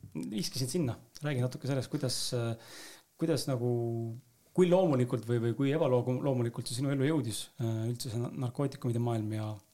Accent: Tallinn, Harju County, Estonia; ma ise olen ka Lasnamäelt samamoodi pärit

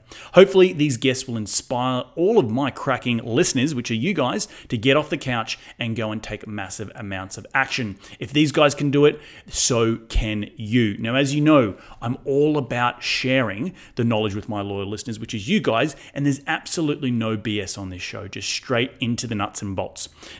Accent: Australia; accent: Australian; now in United Kingdom; remember moving to England many, many years ago, and people couldn't understand what I was saying because of my thick Australian accent.

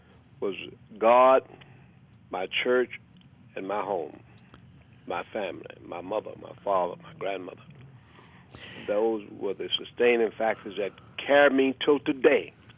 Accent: Memphis, Tennessee, United States; born there; I was born in Memphis.

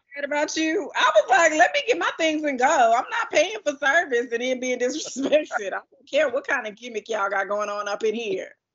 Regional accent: United States; as an American

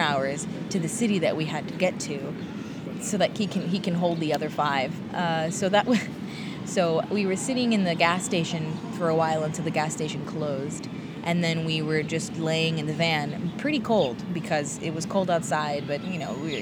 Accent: Texas, United States; I'm from Texas

